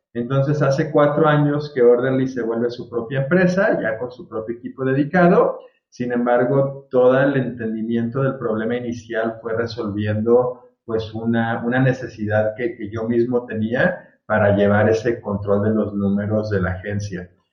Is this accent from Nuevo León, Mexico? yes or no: no; Guadalajara, Jalisco, Mexico; moved away as an adult; also born or lived in Virginia, United States; yo soy aquí de Guadalajara, este, toda la vida de Guadalajara, aunque hice la carrera en Estados Unidos y trabajé por allá un par de años